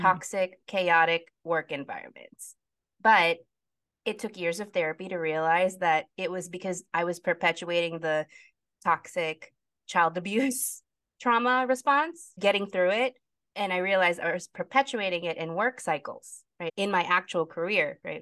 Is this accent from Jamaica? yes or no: no; Philippines; talking as a Filipino